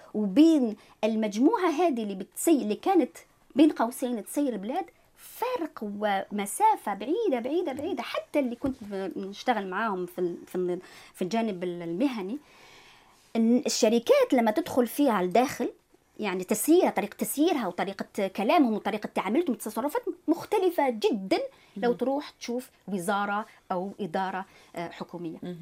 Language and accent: Arabic; Algeria; moved away as an adult; now in Quebec, Canada; أنا إنسان جزائري طبعا م. الأصل